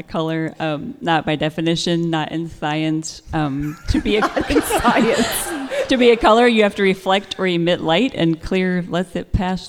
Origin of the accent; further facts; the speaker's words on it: Tennessee, United States; moved away as an adult; also born or lived in Kentucky; now in Atlanta, United States; I was born in Kentucky, but mm-hmm. I've lived most of my life in Tennessee.